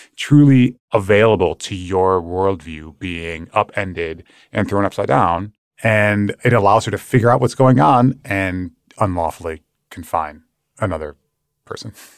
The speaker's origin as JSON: {"language": "English", "region": "Michigan", "country": "United States", "said": "my home state of Michigan"}